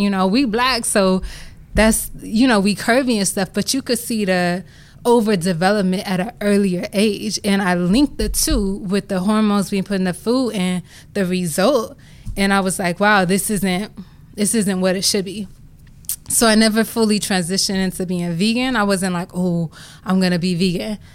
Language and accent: English; Compton, California, United States; I grew up in Compton, California, single mom